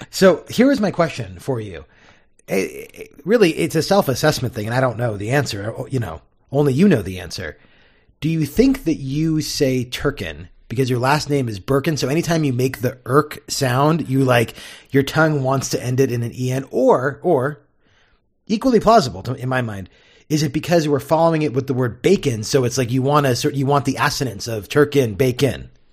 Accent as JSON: {"language": "English", "region": "Southern California", "country": "United States", "tie": "born or raised there", "said": "I grew up in Southern California"}